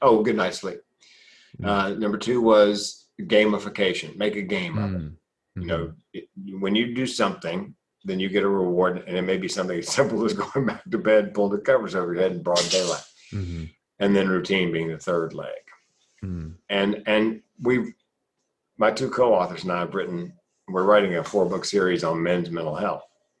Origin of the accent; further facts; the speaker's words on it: the South, United States; You know, when I grew up in the South, big boys don't cry.